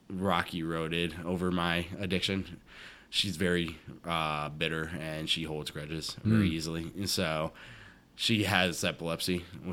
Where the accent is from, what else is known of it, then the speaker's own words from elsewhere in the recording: Minnesota, United States; born there; So it's funny. I was born in Minnesota. I moved around a couple of times.